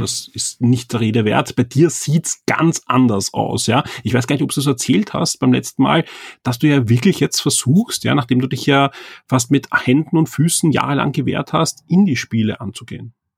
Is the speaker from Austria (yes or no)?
yes; Austria; bei uns in Österreich